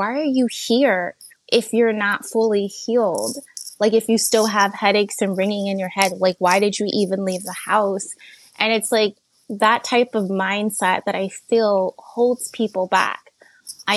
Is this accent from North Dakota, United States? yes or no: no; New Jersey, United States; now in Delaware, United States; I'm originally from New Jersey, but when we moved to Delaware